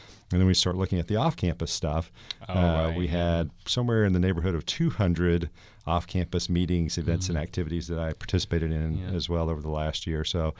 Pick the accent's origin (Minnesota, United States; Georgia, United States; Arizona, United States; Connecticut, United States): Georgia, United States; I'm not originally from the area, as I mentioned. I grew up in Georgia and went to Florida State.